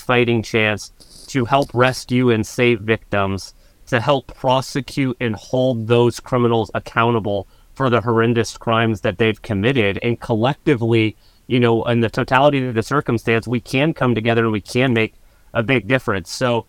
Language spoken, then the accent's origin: English; Scottsdale, Arizona, United States; I grew up, yeah, go Huskies. I grew up in North Scottsdale.